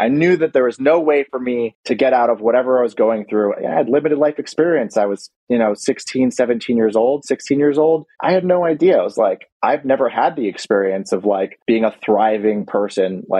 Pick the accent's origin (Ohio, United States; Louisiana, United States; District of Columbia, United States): District of Columbia, United States; Washington; I was born and raised in Washington, D.C.